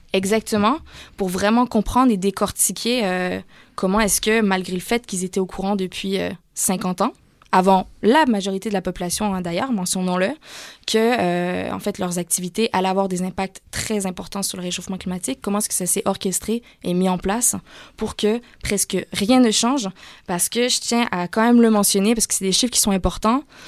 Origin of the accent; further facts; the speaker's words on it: Canada; moved away as an adult; also born or lived in Montreal; now in France; chez nous au Canada